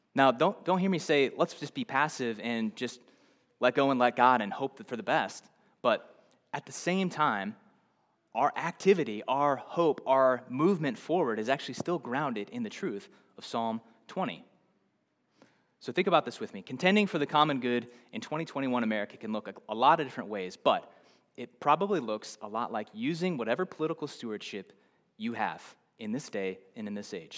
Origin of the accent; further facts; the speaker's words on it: Nebraska, United States; I'm from somewhere else. I'm from Nebraska